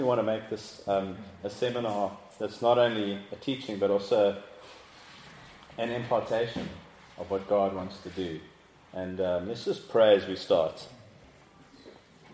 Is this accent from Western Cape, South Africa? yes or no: yes; Cape Town, Western Cape, South Africa; I'm from Cape Town, South Africa.